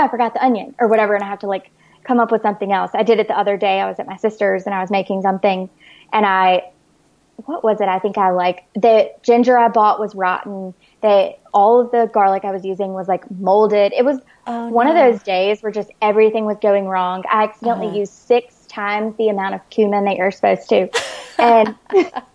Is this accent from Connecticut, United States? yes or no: no; Alabama, United States; also born or lived in New Orleans, Louisiana; now in San Diego, United States; I grew up in Alabama and I lived in New Orleans for 5 years